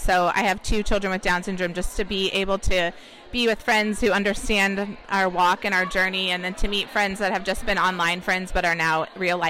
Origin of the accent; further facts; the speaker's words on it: Annapolis, Maryland, United States; Annapolis, Maryland.